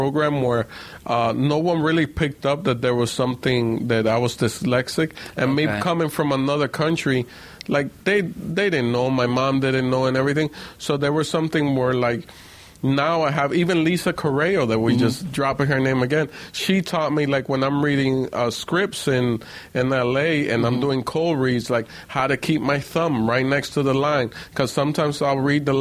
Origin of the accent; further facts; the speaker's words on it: Miami, Florida, United States; also born or lived in Puerto Rico / Dominican Republic / New York; I grew up in Miami, so you could say from the age of 8 on, I was in Miami. I lived in New York. Before that, I lived in Dominican Republic, Puerto Rico, and whatnot. So I just hopped around a lot, me and my mom